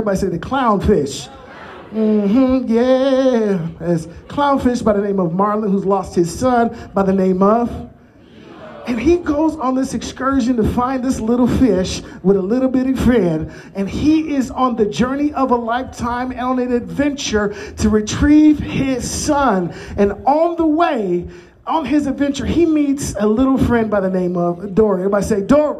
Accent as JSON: {"language": "English", "town": "Chicago", "region": "Illinois", "country": "United States", "moved": "yes", "said": "I'm originally from Chicagoland."}